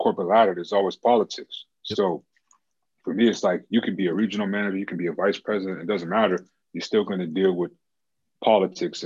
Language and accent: English; Boston, Massachusetts, United States; I'm from Boston, Massachusetts